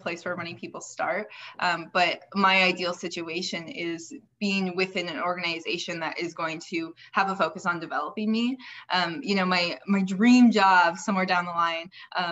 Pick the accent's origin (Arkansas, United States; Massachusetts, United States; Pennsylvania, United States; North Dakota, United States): North Dakota, United States; Fargo; now in Arizona, United States; I am originally from Fargo, North Dakota